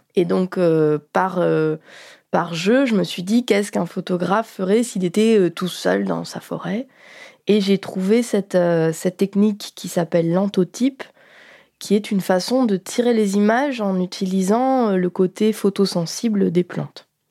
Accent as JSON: {"language": "French", "town": "Béthune", "region": "Hauts-de-France", "country": "France", "tie": "born or raised there", "said": "j'ai grandi à Béthune, qui est une ville du Nord-Pas-de-Calais"}